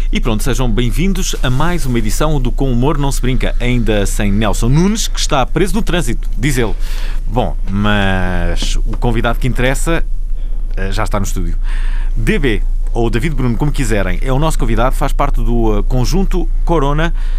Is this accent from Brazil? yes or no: no; Vila Nova de Gaia, Porto District, Portugal; que eu conheço bem, que é uma foi onde eu nasci.